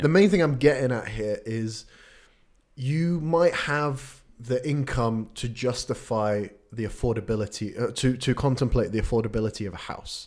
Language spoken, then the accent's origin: English; Sweden; moved away; I, I grew up in Sweden